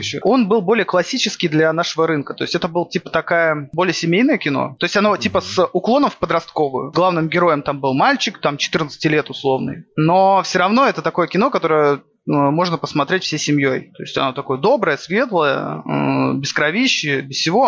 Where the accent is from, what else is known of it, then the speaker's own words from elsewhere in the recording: Saint Petersburg, Russia; я как петербуржец